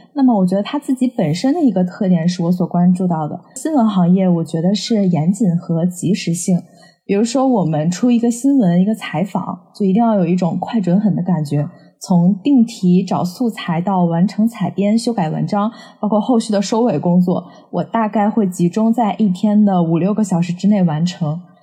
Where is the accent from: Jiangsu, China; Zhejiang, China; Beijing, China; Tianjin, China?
Tianjin, China; 巧的是我俩都来自于天津